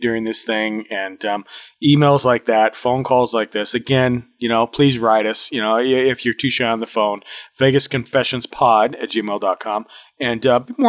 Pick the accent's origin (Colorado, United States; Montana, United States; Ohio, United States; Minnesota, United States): Montana, United States; I grew up in Montana